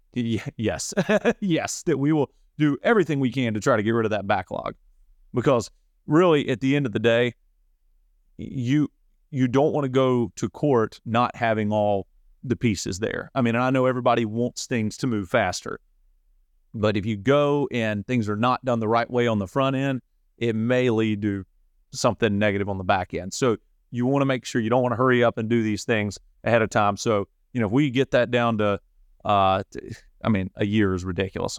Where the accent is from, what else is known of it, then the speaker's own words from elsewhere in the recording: Saluda, North Carolina, United States; I was born and raised in Saluda.